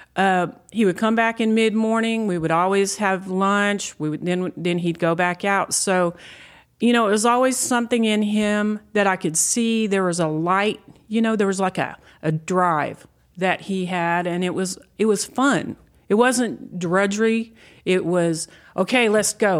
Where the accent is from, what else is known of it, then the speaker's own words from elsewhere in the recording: Texas Panhandle, United States; I'm, I'm a native Texan